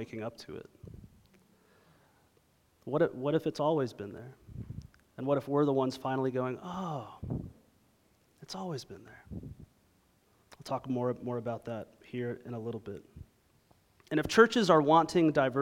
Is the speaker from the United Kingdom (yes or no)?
no; Toronto, Ontario, Canada; now in Dallas, United States; I was raised in Toronto, Ontario